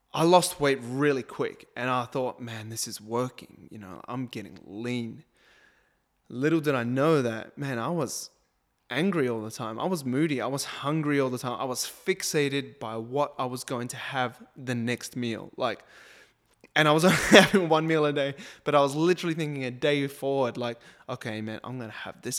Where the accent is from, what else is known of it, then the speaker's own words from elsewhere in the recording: New Zealand; I'm a Kiwi